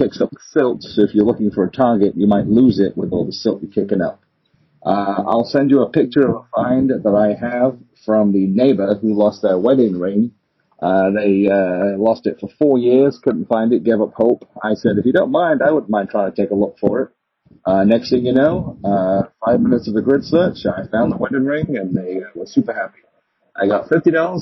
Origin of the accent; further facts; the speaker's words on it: England, United Kingdom; now in Michigan, United States; I'm originally from England. I live in America now in Michigan.